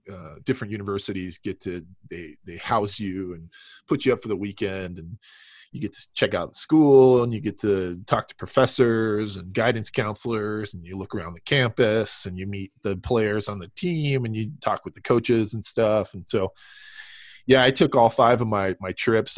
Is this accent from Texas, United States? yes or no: no; Southern California, United States; I grew up in Southern California